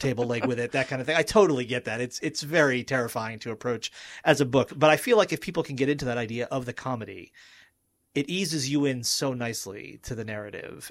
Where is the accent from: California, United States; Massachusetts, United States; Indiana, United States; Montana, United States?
Massachusetts, United States; the place where Moby-Dick was written; moved away as an adult; now in Pennsylvania, United States; I was in the place where the book was written and also my hometown